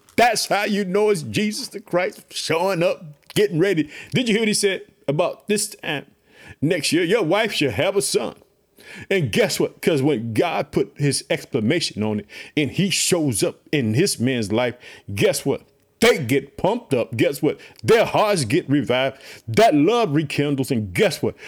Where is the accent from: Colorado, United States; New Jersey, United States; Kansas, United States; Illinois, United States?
Illinois, United States; also born or lived in Chicago; my home state, Illinois